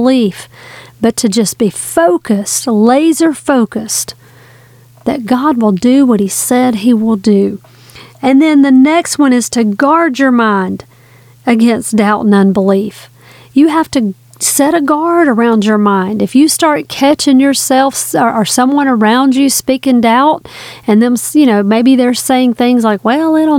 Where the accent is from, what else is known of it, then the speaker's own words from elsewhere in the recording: the South, Southern United States, United States; I'm a Southerner